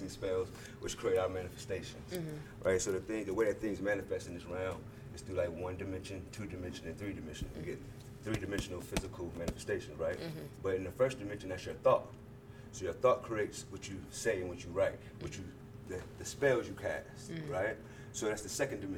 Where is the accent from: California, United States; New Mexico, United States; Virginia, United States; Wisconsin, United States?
Virginia, United States; my nationality is a Virginian because mm-hmm. I'm from Virginia